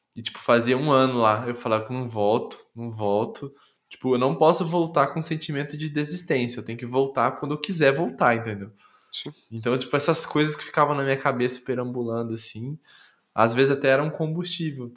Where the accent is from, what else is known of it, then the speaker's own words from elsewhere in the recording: Londrina, Paraná, Brazil; moved away as an adult; also born or lived in São Paulo / Campinas; eu fui criado até os 22 em Londrina